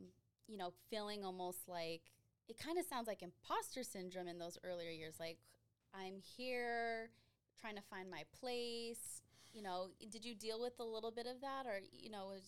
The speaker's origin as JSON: {"language": "English", "area": "the Valley", "region": "Arizona", "country": "United States", "tie": "born or raised there", "said": "I grew up here in the Valley."}